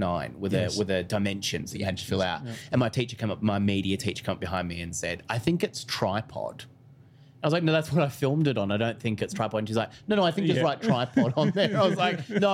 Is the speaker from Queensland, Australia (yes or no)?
no; Phillip Island, Victoria, Australia; I grew up on Phillip Island, which is a small coastal town.